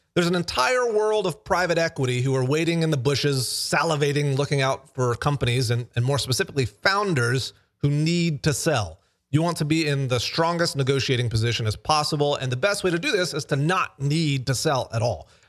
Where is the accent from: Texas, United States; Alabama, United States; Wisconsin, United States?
Alabama, United States; I am from Alabama